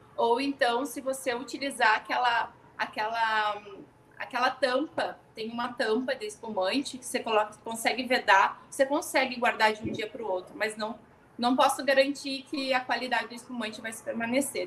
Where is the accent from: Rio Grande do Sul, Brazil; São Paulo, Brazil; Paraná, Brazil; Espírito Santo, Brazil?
Rio Grande do Sul, Brazil; também sou gaúcha